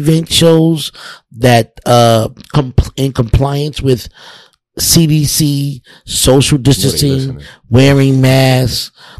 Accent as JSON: {"language": "English", "town": "New York City", "region": "New York", "country": "United States", "tie": "born or raised there", "said": "I grew up in the Bronx, like I said, South Bronx."}